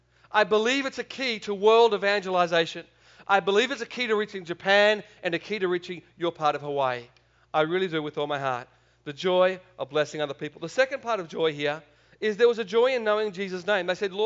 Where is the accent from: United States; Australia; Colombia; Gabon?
Australia; accent: Australian; I could try and speak American if you want. It's pretty bad, but I'll go back to Australian.